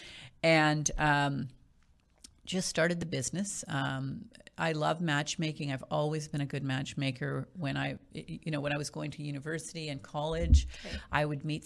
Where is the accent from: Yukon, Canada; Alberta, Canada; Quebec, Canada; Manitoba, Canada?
Manitoba, Canada; Winnipeg; moved away as an adult; now in Ottawa, Canada; I actually am from out west. I'm from Winnipeg